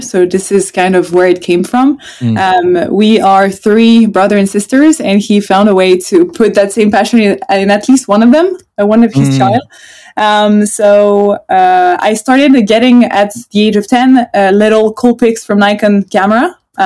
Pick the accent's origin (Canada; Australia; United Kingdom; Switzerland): Switzerland; also born or lived in Sweden; initially I'm from Sweden. So I have half my family coming from Sweden, half of it's coming from France. And then we moved when I was a kid to Switzerland. So I've been living my whole life in Switzerland